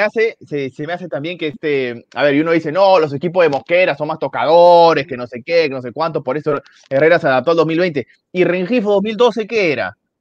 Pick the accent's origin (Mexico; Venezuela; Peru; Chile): Peru; como peruanos